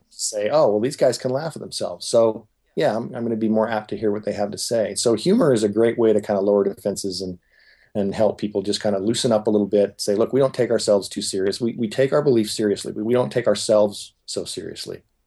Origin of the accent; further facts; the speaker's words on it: Huntington Beach, California, United States; growing up in Huntington Beach, California, I was certainly in the minority